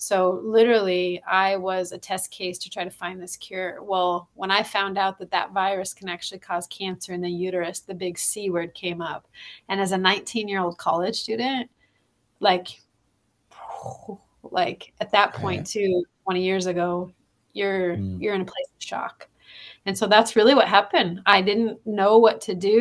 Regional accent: Tri-Cities, Washington, United States; moved away as an adult; also born or lived in Spokane, Washington; now in Thailand; I'm from the Tri-Cities area. That's where I grew up, originally born in Spokane

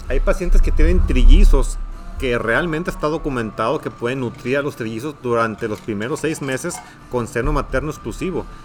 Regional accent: Ensenada, Baja California, Mexico; moved away as an adult; also born or lived in Tijuana; now in Hermosillo, Mexico; Yo soy originario de Ensenada, de Ensenada, Baja California

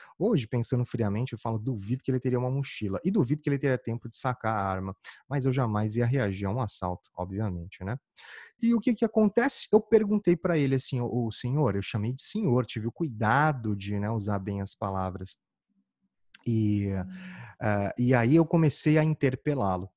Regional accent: Campo Grande, Mato Grosso do Sul, Brazil; moved away; eu sou de Campo Grande, Mato Grosso do Sul, e lá, na época que eu morava lá, já fazia uns quinze anos

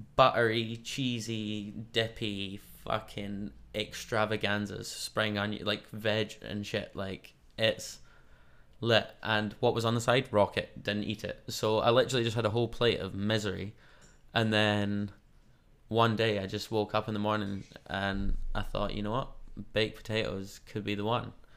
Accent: Scotland, United Kingdom; now in New Zealand; I'm Scottish

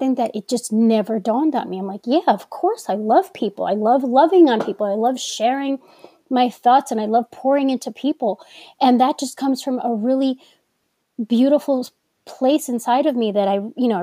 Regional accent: New York, United States; accent: New York; I'm from New York and I feel that us New Yorkers have put a little bit more emphasis and enunciation into our words sometimes

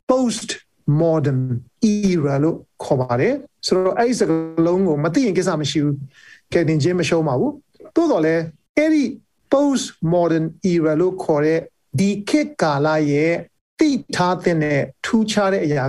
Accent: Taunggyi, Shan State, Myanmar

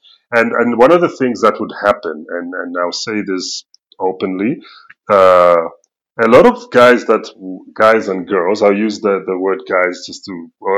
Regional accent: United Kingdom; accent: Queen's English; also born or lived in Zambia; now in South Africa; I grew up in Britain

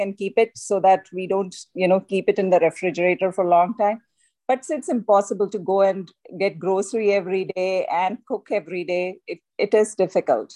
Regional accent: Delhi, India; moved away; growing up in India, I was brought up in Delhi

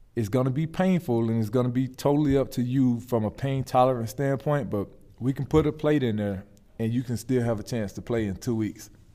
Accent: Shellman, Georgia, United States; moved away as an adult; also born or lived in Charlotte, North Carolina; I grew up in Shelman, Georgia

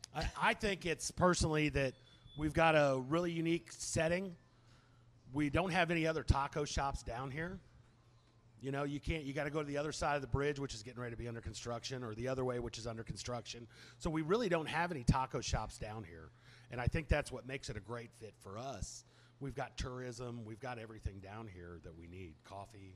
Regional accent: Indianapolis, Indiana, United States; now in Texas, United States; When I grew up in Indy, I grew up in Indianapolis

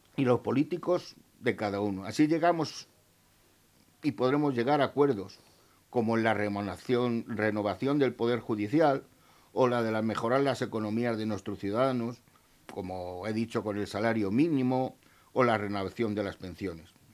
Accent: Spain

